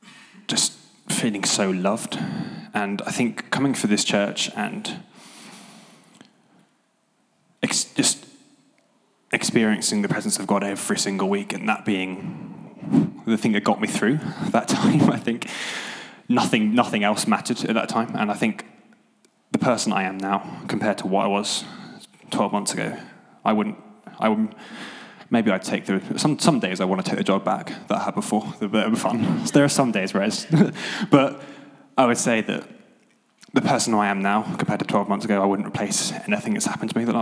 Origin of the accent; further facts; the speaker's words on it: Devon, South West England, United Kingdom; moved away as an adult; now in Nottingham, United Kingdom; So I'm originally from Devon